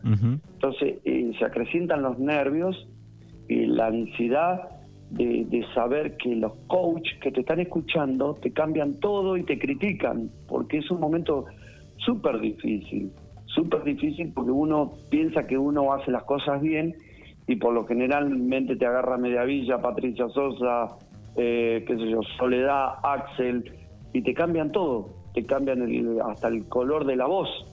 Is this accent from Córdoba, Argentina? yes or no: no; Pigüé, Buenos Aires Province, Argentina; Nacido y criado en Pigüé